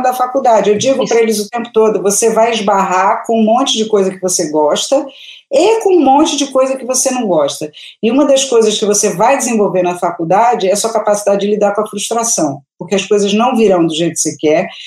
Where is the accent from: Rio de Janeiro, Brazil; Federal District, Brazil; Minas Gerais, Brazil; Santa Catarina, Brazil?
Rio de Janeiro, Brazil; moved away as an adult; now in São Paulo, Brazil; eu sou do Rio, há 17 anos